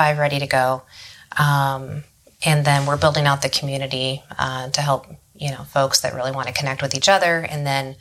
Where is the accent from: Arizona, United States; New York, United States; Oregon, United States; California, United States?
Arizona, United States; Paradise Valley; Born and raised, and then third generation, actually